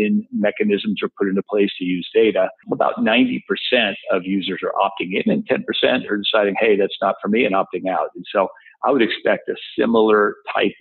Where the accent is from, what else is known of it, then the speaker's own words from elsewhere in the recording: Texas, United States; I'm a Texan